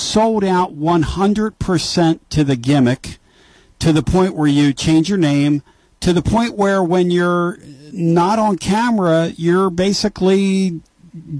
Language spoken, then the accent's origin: English; Northeast, United States; I grew up in the Northeast on WWF